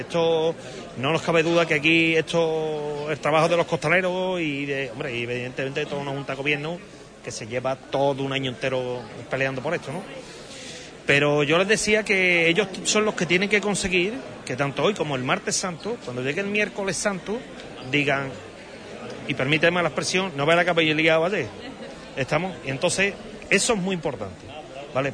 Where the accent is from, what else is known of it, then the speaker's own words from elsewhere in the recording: Huelva, Andalusia, Spain; yo soy de Huelva, yo no soy de Sevilla